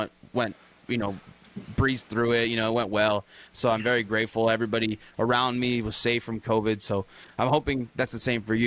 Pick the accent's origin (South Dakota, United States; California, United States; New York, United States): California, United States; moved away as an adult; also born or lived in Bay Area; now in Nagoya, Japan; I grew up in America or in California